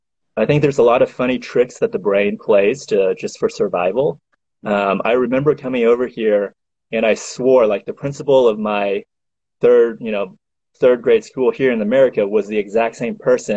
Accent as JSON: {"language": "English", "region": "Missouri", "country": "United States", "tie": "born or raised there", "also_born_or_lived": "China", "said": "I was born in China, but I grew up, came over here when I was 8, and then I grew up in Missouri ever since then."}